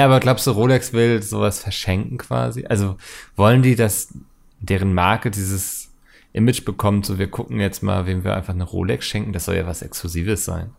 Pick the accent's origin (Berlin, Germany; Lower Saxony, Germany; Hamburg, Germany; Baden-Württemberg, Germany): Hamburg, Germany; ich habe tatsächlich die ähm, touristischen Postkarten meiner Heimat designt